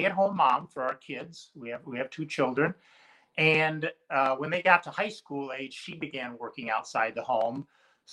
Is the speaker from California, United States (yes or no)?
no; Pettisville, Ohio, United States; also born or lived in Port Clinton, Ohio; now in Phoenix, United States; I was born in Port Clinton, Ohio. And when I was about 3, my family moved to Phoenix. And we were only here for 1.5 or 2 years before we moved back to Ohio and to Pettisville